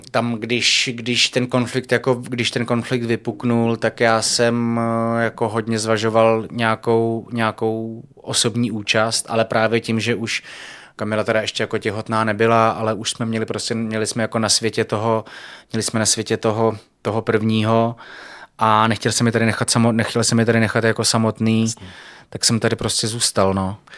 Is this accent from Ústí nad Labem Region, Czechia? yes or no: no; Prague, Czechia; jako Pražák